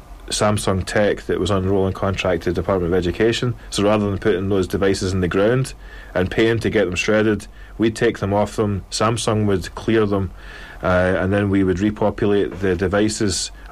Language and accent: English; Glasgow, Scotland, United Kingdom